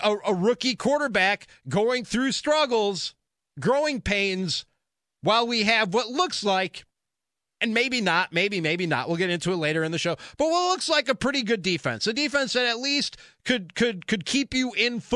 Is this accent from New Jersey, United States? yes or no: no; Chicago, Illinois, United States; now in Milwaukee, United States; born and raised in Chicago